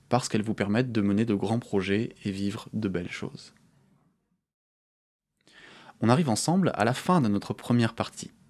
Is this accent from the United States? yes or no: no; France; Je suis français. Et ça me donne accès à des droits, par exemple.